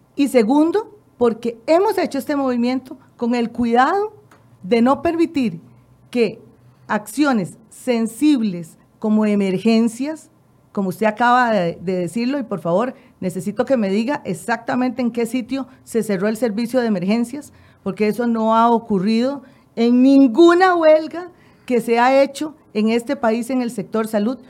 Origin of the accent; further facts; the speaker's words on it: Costa Rica; nosotros también como ciudadanos costarricenses